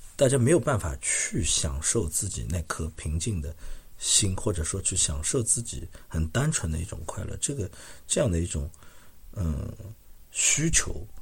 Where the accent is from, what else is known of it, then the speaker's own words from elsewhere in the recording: Shanghai, China; now in Montreal, Canada; 我是上海人嘛，我们从小都是看滑稽戏